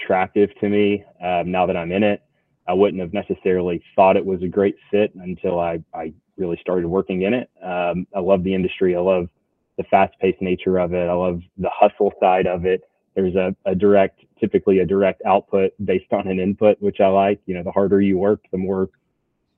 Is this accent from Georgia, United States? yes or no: yes; Atlanta, Georgia, United States; moved away as an adult; also born or lived in Birmingham, Alabama; now in Lakeland, United States; I grew up outside Atlanta originally